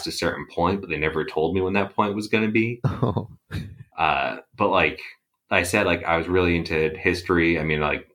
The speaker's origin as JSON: {"language": "English", "town": "Worcester", "region": "Massachusetts", "country": "United States", "tie": "born or raised there", "said": "I grew up in the Worcester area"}